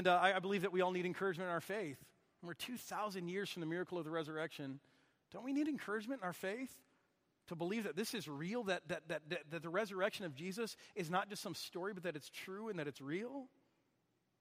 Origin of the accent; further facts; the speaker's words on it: Michigan, United States; moved away; someone I grew up with back in Michigan